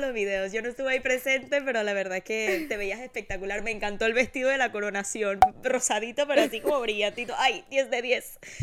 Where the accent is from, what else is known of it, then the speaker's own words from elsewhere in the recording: Panama; No tengo nada de Panamá